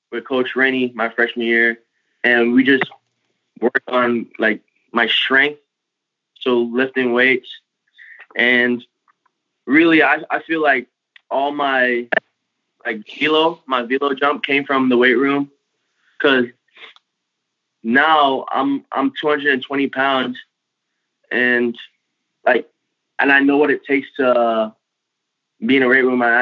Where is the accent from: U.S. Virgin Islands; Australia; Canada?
U.S. Virgin Islands; also born or lived in Tampa, United States; I'm I'm originally from like the Virgin Islands. I was born and raised in the Virgin Islands where we don't see snow, just sand. And and also in Tampa